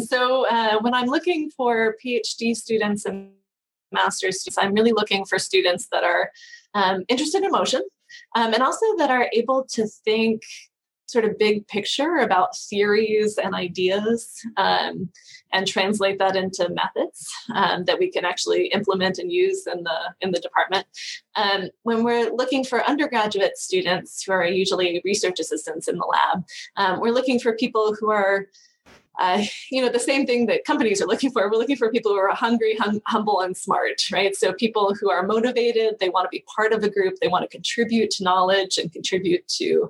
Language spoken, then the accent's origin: English; Florida, United States; now in College Station, United States; I was raised mostly in Florida, and I've lived sort of all around the country at different points in my life.